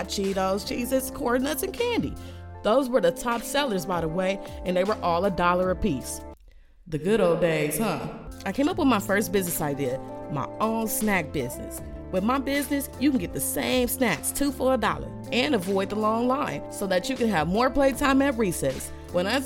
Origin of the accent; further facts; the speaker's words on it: United States; as an American citizen